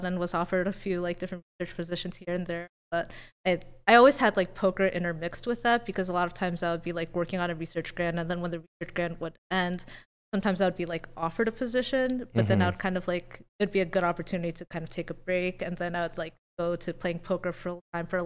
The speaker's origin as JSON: {"language": "English", "country": "United States", "tie": "born or raised there", "also_born_or_lived": "New Jersey / Ohio / Cleveland", "moved": "yes", "lives_now": "Las Vegas, United States", "said": "I grew up half my life in New Jersey and half my life in Ohio, which is 8 hours away from each other"}